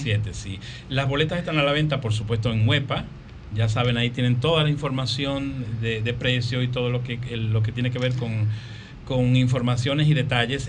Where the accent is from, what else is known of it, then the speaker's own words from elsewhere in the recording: Dominican Republic; como dominicano